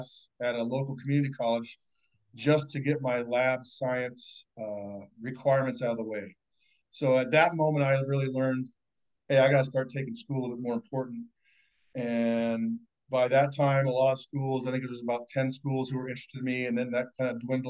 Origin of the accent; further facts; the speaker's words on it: Southern California, United States; moved away as an adult; also born or lived in Missoula, Montana; I grew up in Southern California and played for the University of Montana